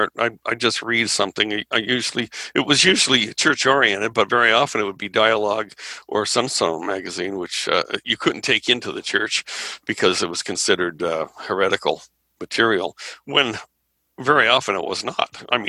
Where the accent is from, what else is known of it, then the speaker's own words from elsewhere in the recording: Anaheim, California, United States; I grew up in Anaheim. And it was just a fun place to be, and it was a social experience.